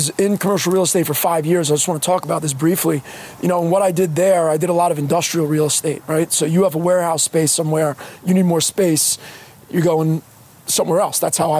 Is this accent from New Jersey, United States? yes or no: yes; Fords, New Jersey, United States; also born or lived in Woodbridge; now in Plainfield, United States; Middlesex County, Woodbridge. I'm from Fords, but... nobody's ever heard of Fords. Ford's Jeweler. There you go. Yeah. There you go. That would be the claim to fame of Fords.